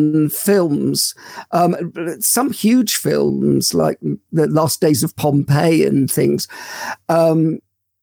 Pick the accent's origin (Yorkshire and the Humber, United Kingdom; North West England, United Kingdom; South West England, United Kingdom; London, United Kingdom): London, United Kingdom; I grew up in London. I was born in Paddington.